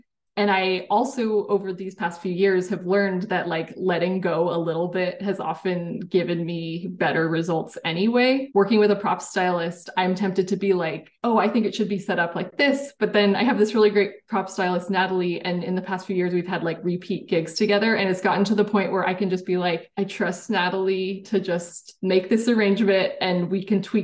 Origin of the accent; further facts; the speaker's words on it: San Jose, California, United States; also born or lived in Washington State; growing up in Silicon Valley and the school I went